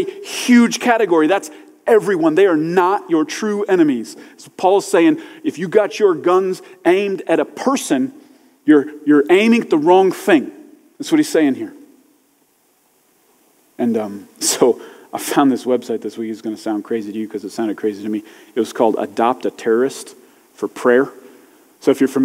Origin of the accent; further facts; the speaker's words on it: United States; I'm American and I'm a Christian